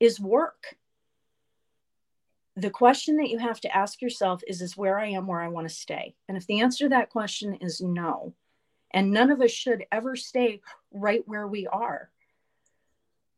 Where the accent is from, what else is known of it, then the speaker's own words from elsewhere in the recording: Atlanta, Georgia, United States; I grew up in Atlanta during a time of great change